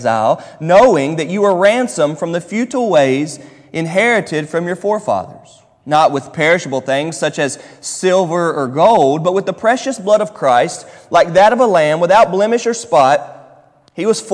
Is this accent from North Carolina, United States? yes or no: yes; Charlotte, North Carolina, United States; now in Louisville, United States; I'm from Charlotte, North Carolina, and it doesn't snow like this there.